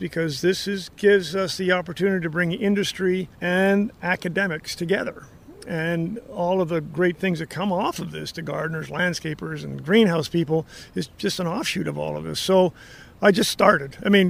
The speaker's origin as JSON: {"language": "English", "country": "Canada", "moved": "as an adult", "lives_now": "United States", "said": "I'm a crazy person from a different country"}